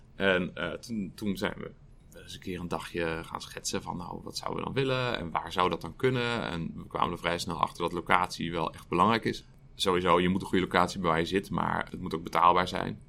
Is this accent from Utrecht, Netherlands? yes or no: yes; Utrecht, Netherlands; Ik ben geboren en getogen in Utrecht